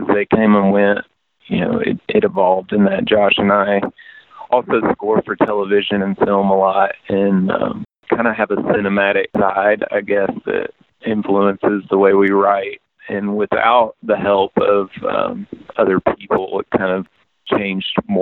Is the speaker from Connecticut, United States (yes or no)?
no; East Tennessee, United States; I grew up in East Tennessee with a lot of bluegrass around